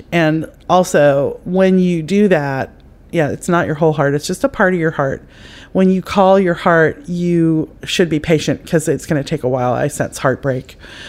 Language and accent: English; Ireland; I know, it's not just because I'm Irish.